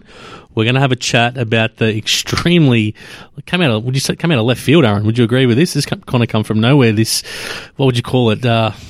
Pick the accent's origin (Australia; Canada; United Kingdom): Australia; Melbourne, Victoria; us four blokes growing up in Melbourne, in an AFL town